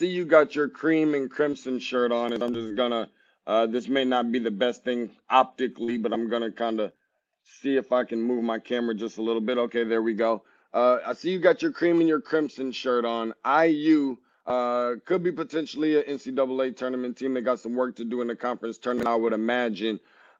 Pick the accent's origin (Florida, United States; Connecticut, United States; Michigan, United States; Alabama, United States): Michigan, United States; East Lansing; So I am a Sparty, diehard Sparty, born and raised in East Lansing, Michigan.